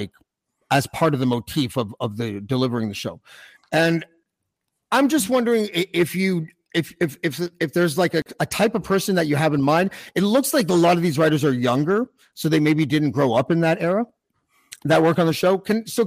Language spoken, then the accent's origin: English; Montreal, Quebec, Canada; I was born in Old Montreal